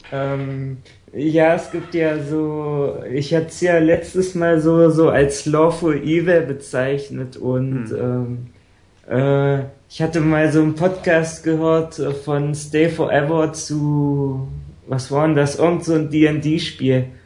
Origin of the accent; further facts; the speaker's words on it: Saxony-Anhalt, Germany; also born or lived in Bavarian Forest; ich komme ja aus Sachsen-Anhalt